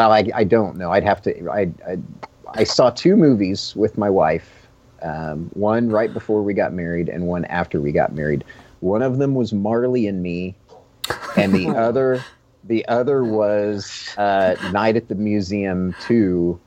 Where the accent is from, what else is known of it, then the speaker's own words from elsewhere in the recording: Kansas, United States; But I've lived in Kansas my whole life, yeah.